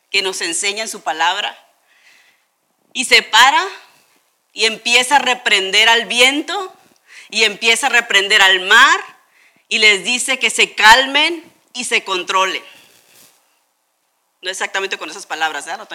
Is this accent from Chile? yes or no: no; Tijuana, Baja California, Mexico; muchos de nosotros crecimos, chicos, aquí en Tijuana y cuando íbamos en la calafia o cuando íbamos en los camiones